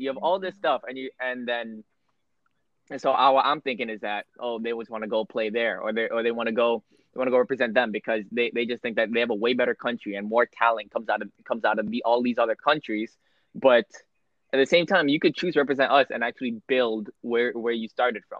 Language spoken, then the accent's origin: English; Ontario, Canada; when I was going to school in Ontario